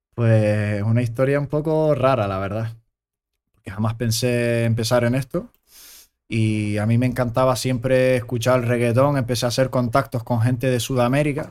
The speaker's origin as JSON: {"language": "Spanish", "area": "Gran Canaria", "region": "Canary Islands", "country": "Spain", "tie": "born or raised there", "also_born_or_lived": "Germany", "said": "yo nací en Alemania, mi hermano también nació en Alemania, pero nos criamos aquí, nosotros no, nos sentimos canarios."}